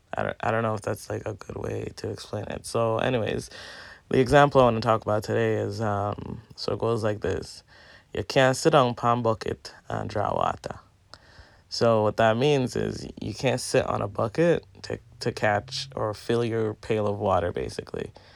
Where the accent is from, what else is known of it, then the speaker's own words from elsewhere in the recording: Jamaica; Growing up in Jamaica, like, we would have to go to the pipe and fill our pails of water